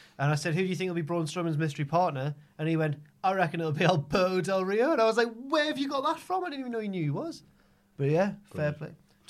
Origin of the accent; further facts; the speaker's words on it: South Heaton, North East England, United Kingdom; I'm from South Heaton, yeah.